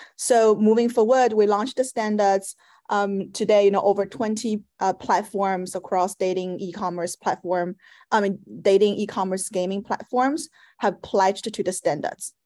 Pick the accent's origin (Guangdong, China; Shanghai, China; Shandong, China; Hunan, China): Shanghai, China; moved away as an adult; also born or lived in Paris, France; now in United States; growing up in Shanghai, a very metropolitan and uh, competitive city